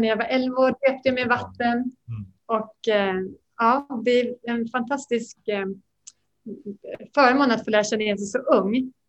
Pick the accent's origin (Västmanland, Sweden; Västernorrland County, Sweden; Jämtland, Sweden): Västmanland, Sweden; Västerås; moved away as an adult; now in Bangkok, Thailand; Jag är en Västerås-tjej jag bodde hemma tills jag gifte mig